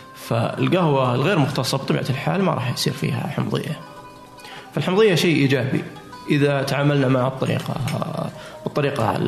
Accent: Saudi Arabia; عندنا في السعوديه وفي الخليج ايضا

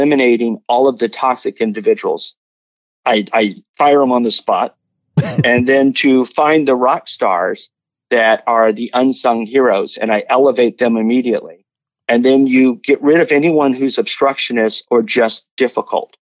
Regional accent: United States; we're both from the United States

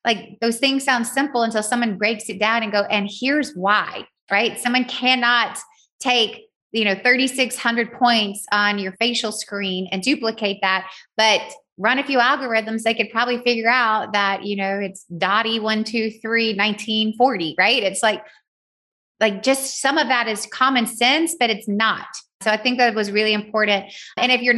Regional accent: Southern, United States; accent: Southern; my Southern accent

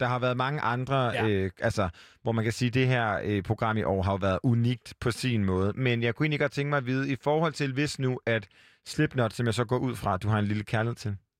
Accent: Hjortshøj, Central Denmark Region, Denmark; moved away; da jeg boede hjemme i Hjortøj, en by ja. uden for øh, Aarhus

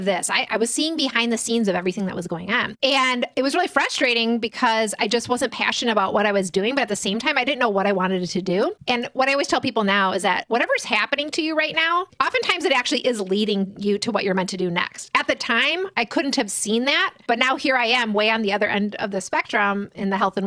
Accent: Midwest, United States; we're from the Midwest

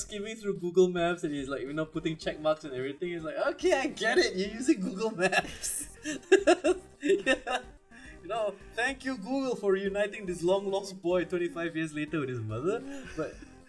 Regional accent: India; I'm Indian.

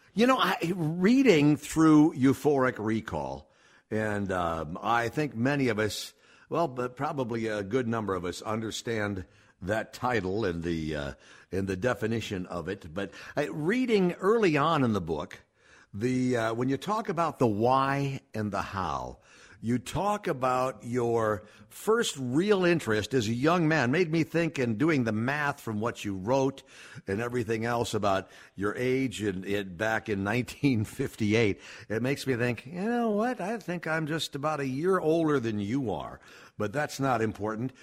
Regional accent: Minneapolis, Minnesota, United States; growing up in South Minneapolis as I did

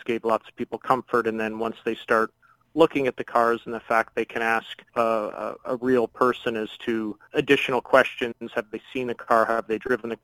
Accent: Chatham, Ontario, Canada; I'm born and raised in Chatham, Ontario

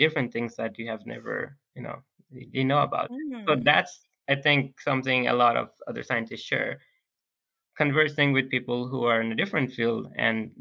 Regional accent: Bangladesh; English is a second language; moved away; we're all from Bangladesh

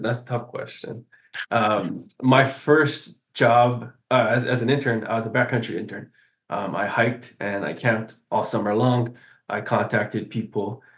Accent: Kona, Hawaii, United States; I'm from Kona, which is on the other side of the island here.

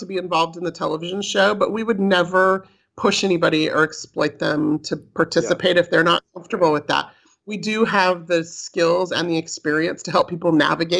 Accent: California, United States; moved away as an adult; now in Utah, United States; I was raised in California

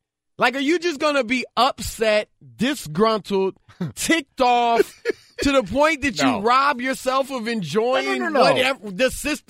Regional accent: Louisiana, United States; Should know that. I'm from Louisiana.

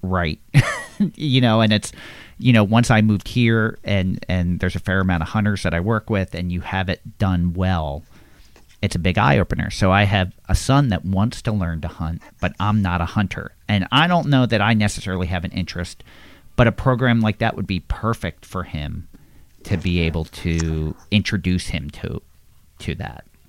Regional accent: Levittown, Pennsylvania, United States; I grew up in Levittown, PA, which is very populated

